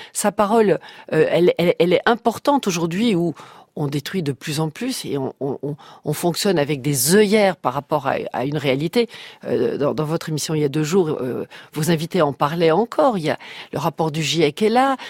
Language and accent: French; Brussels, Brussels-Capital Region, Belgium; j'ai eu mon enfance à Bruxelles